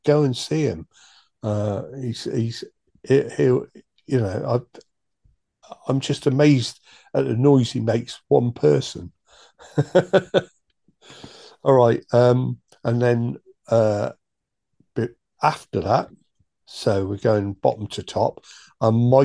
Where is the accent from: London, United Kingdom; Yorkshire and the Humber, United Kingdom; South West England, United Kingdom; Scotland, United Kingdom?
South West England, United Kingdom; Chippenham; Chippenham, my hometown